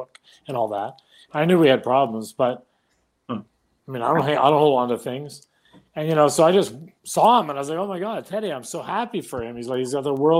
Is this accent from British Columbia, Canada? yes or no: yes; Vancouver, British Columbia, Canada; I'm from Vancouver